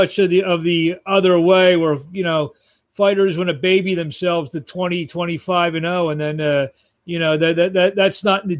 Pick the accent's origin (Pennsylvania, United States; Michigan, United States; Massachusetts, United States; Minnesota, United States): Pennsylvania, United States; Philadelphia; born or raised there